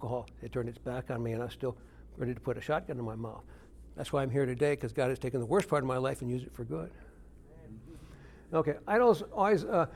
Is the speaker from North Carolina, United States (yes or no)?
no; Detroit, Michigan, United States; I grew up in Detroit, Michigan